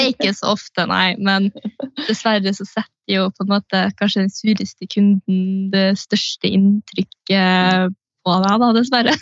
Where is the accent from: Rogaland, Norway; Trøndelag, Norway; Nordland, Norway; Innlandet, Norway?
Trøndelag, Norway; Steinkjer; now in Trondheim, Norway; jeg er fra Steinkjer